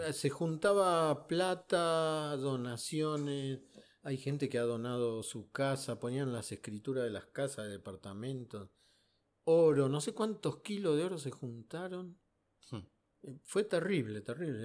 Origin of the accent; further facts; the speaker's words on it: Buenos Aires, Argentina; Para mí existió el 78, que era chico y, ahí me fui caminando desde Chacarita hasta el obelisco con mis primos